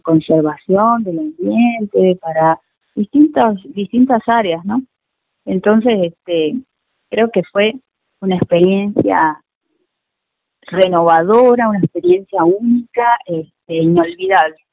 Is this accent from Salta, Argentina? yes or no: yes; Hipólito Yrigoyen, Salta, Argentina; now in Salta, Argentina; nací en Hipólito Yrigoyen, que es un, pueblito que está al norte de la provincia, eh, pertenece al departamento de Orán, más o menos a unos 280 kilómetros de, la capital salteña. Eh, ahí nací, bueno, fui a la escuela, al colegio